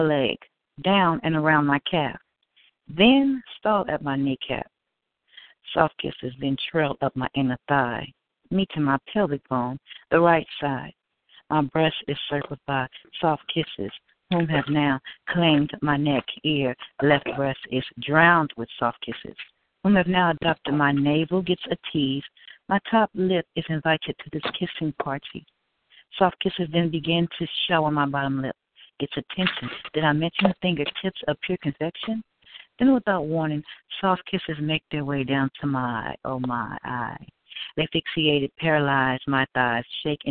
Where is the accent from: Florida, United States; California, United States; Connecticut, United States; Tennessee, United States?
California, United States; Bay Area; moved away as an adult; now in Fresno, United States; I'm from the Bay Area